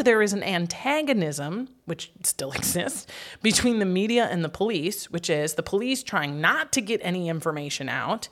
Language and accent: English; Wisconsin Rapids, Wisconsin, United States; My hometown of Wisconsin Rapids, Wisconsin, had about fifty thousand people and no brothels.